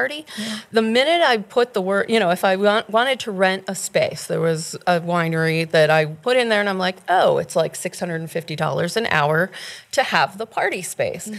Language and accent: English; Northeastern Pennsylvania, United States; moved away; I'm from Northeastern Pennsylvania